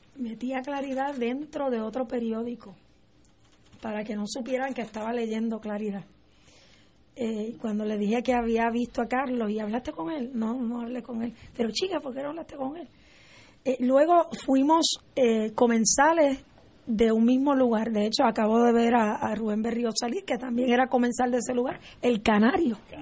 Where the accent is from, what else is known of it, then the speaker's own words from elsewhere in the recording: Puerto Rico; como puertorriqueña